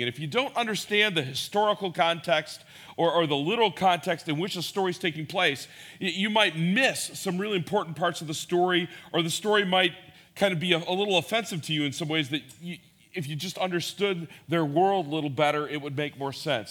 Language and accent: English; Schaumburg, Illinois, United States; I grew up here in Schaumburg